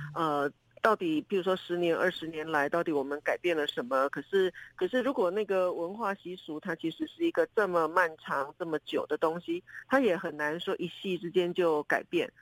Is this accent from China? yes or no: no; southern Taiwan, Taiwan; moved away; 像我们住在南部的人，很可能都是因为求学，因为就业，早早都离开家